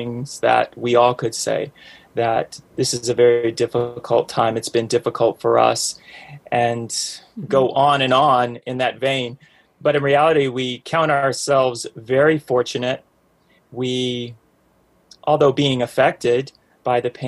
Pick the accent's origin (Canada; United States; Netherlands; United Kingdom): United States; the South; accent: Southern; now in North Georgia, United States; we're we're from the South, both myself and my ray of sunshine, as I like to call her. And she has much more of a Southern accent than myself